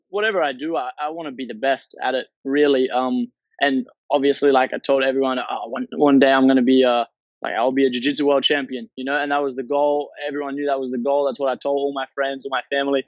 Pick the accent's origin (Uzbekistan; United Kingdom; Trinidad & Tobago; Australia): Australia; Townsville, Queensland; also born or lived in Brisbane; I grew up in Townsville, actually. Moved to Brisbane when I was pretty young.